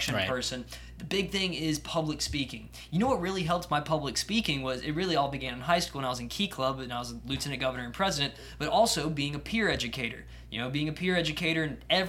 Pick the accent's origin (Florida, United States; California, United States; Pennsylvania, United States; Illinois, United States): Florida, United States; Tampa; I'm from Tampa